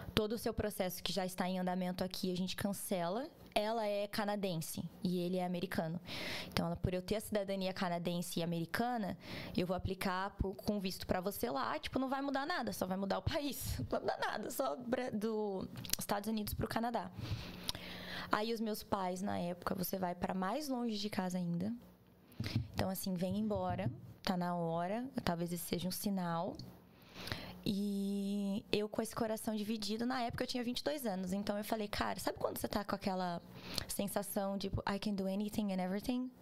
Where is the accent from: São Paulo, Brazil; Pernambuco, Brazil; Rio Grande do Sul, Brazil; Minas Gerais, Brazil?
São Paulo, Brazil; Pederneiras; moved away as an adult; also born or lived in Chicago, United States; now in Orlando, United States; sou do interior, do interior, do interior de São Paulo. Um beijo, Pederneiras.